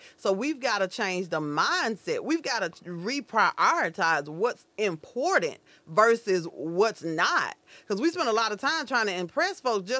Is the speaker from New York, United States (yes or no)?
no; Grenada, Mississippi, United States; moved away; Y'all know I cover Grenada and I come down here because it's my hometown.